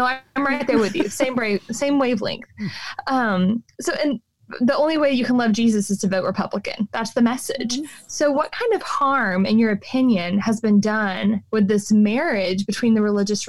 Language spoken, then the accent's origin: English; Texas, United States; I grew up in Deep Red, Texas.